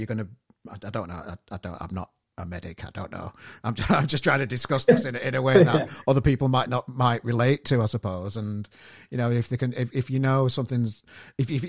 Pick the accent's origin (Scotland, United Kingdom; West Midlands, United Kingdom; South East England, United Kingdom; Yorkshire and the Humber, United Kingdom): Yorkshire and the Humber, United Kingdom; Sheffield; now in Manchester, United Kingdom; my hometown of Sheffield